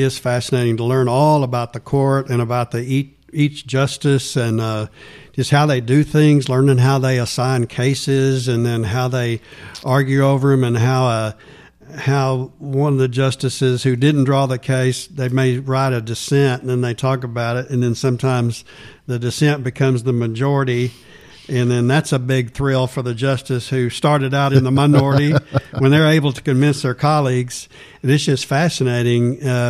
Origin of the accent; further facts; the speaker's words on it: Fort Worth, Texas, United States; I grew up in Fort Worth and met Deborah in law school.